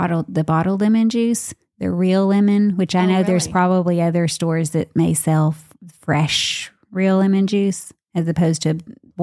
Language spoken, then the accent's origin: English; the South, United States; I'm from the South too.